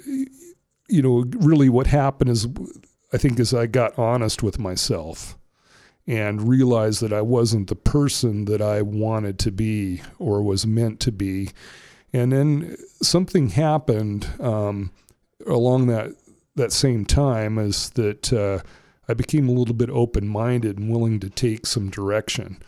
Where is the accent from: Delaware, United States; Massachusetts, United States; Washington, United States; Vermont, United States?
Washington, United States; Ferndale; also born or lived in Bellingham, Washington; I grew up in Whatcom County. I was born in Bellingham. I grew up in the Ferndale area